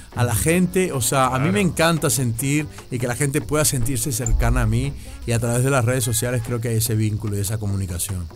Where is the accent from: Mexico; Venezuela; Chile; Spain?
Venezuela; a mí nunca me ha tocado trabajar como venezolano